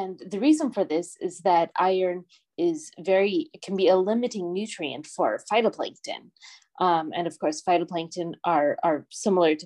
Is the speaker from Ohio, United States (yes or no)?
no; Puget Sound, Washington, United States; moved away as an adult; also born or lived in Florida / Northern Germany; now in Germany; I'm originally from Washington State in the US, so the Pacific Northwest, and I grew up around the Puget Sound